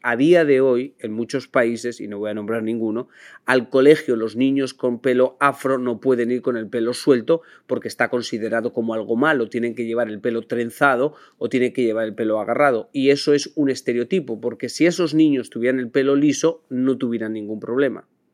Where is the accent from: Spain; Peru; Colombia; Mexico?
Spain; now in United States; para los demás españoles